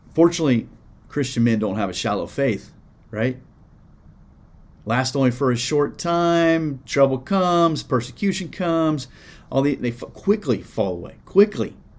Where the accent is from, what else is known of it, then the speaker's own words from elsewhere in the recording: Iowa, United States; now in Indiana, United States; I grew up in Iowa, so I knew some farmers, and I got some here in Indiana.